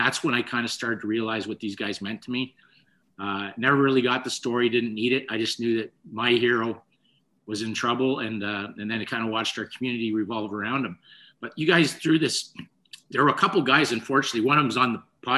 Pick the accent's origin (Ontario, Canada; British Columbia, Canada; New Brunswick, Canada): Ontario, Canada; Toronto; growing up in Rexdale